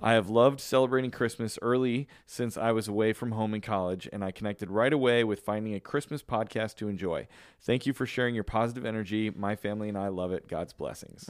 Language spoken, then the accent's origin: English; Chicago, Illinois, United States; moved away; growing up in Chicago